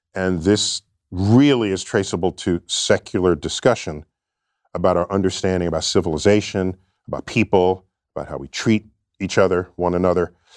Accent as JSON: {"language": "English", "town": "New York City", "region": "New York", "country": "United States", "tie": "born or raised there", "said": "I grew up in New York City"}